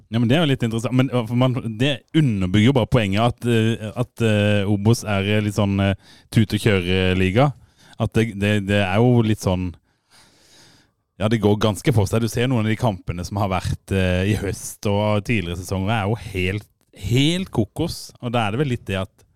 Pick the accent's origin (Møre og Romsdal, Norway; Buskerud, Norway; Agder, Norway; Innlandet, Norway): Agder, Norway; Fevik; jeg er faen ikke fra Grimstad, jeg er fra Fevik